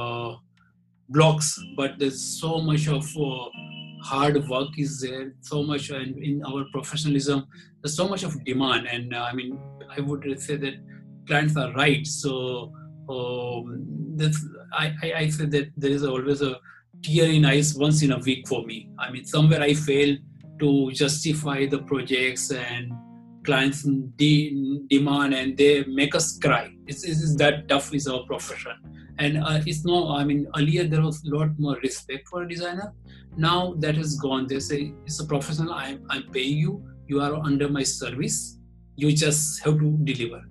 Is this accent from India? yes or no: yes; Ahmedabad, Gujarat, India; I'm from Ahmedabad.